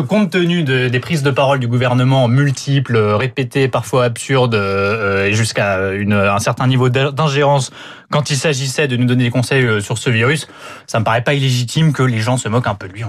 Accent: France; en tant que Français

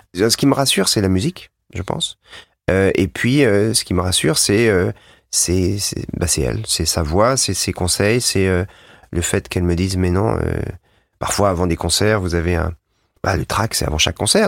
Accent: Savoie, Auvergne-Rhône-Alpes, France; on vient tous les deux de la Savoie

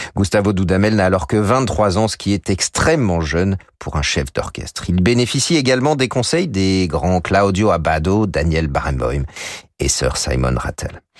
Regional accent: France; chez nous en France

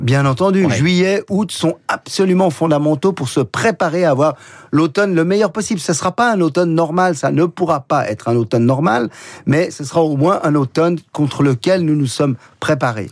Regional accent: Geneva, Switzerland; chez nous à Genève

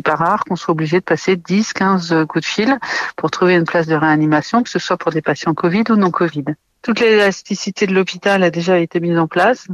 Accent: France; chez nous, en France

